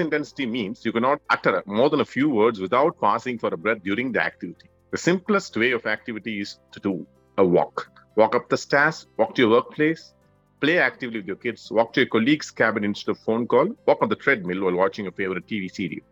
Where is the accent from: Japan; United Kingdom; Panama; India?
India; Madurai, Tamil Nadu; I'm from Madurai.